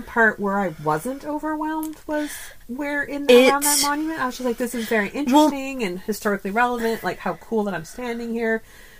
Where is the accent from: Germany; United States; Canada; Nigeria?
Canada; As a Canadian